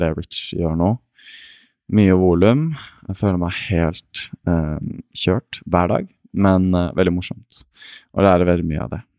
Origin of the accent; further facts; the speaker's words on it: Asker, Akershus, Norway; født og oppvokst i Asker